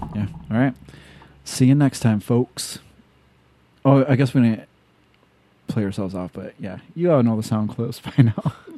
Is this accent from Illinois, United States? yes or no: yes; Illinois, United States; because I'm from Illinois